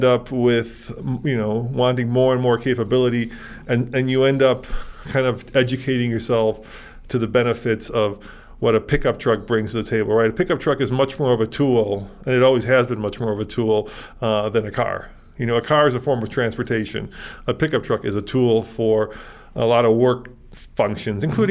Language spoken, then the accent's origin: English; Chicago, Illinois, United States; now in Colorado, United States; I grew up in Chicago